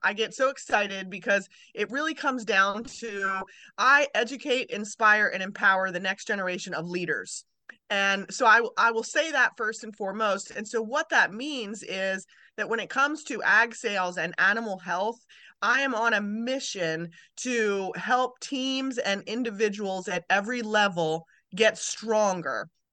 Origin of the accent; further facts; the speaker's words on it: Maryland, United States; moved away; also born or lived in Kentucky; I was born in Maryland